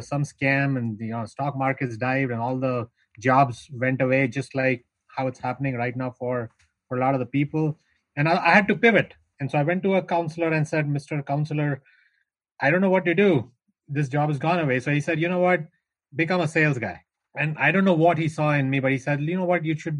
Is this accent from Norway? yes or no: no; North India, India; I am from India. I was born and raised in north of India. Grew up in the foothills of the Himalayas.